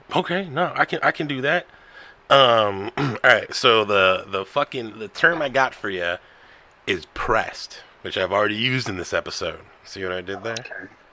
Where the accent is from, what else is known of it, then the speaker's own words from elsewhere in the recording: United States; I'm American.